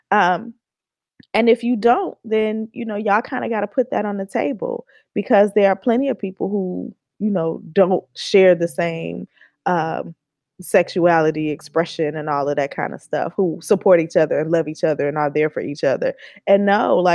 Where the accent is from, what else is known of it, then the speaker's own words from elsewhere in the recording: Oakland, California, United States; like, girl, like I'm from Oakland, okay?